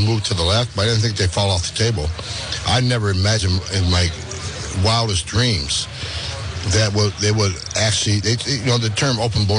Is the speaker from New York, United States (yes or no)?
yes; Fort Drum, New York, United States; Just south of Canada, right outside of Fort Drum, New York.